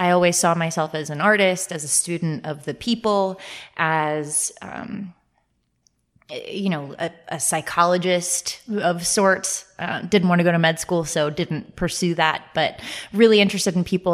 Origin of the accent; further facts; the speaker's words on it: Northern Virginia, United States; I'm from the Northern Virginia area